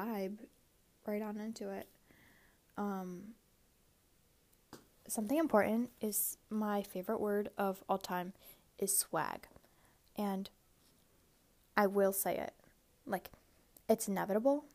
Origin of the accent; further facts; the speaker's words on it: United States; I am Asian American